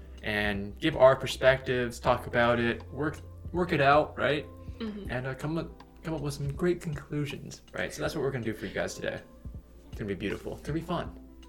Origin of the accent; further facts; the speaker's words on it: United States; the fact that I am Asian American